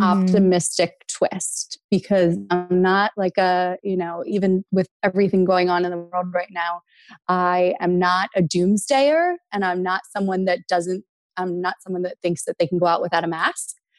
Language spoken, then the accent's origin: English; small rural town outside of Philadelphia, Pennsylvania, United States; we grew up below the poverty line. We grew up in Section 8 housing